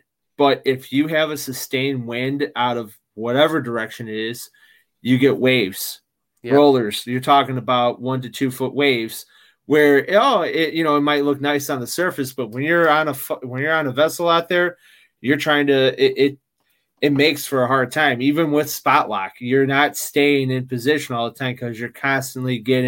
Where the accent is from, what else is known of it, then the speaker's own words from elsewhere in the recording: Midwest, United States; you know, I'm from the Midwest, you know, the whole thing, the Windy City